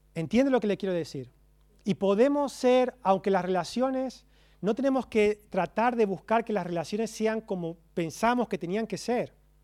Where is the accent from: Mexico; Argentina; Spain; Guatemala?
Argentina; Como buen argentino